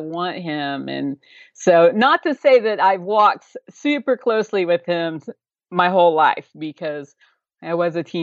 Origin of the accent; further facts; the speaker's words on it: Oklahoma, United States; grew up in Oklahoma, and I've been here my whole life, so probably evident through my accent